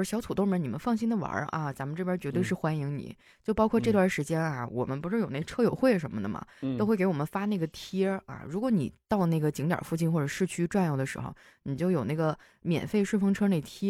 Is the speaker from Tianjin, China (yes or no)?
no; Harbin, Heilongjiang, China; 我作为一个土生土长的哈这块的人，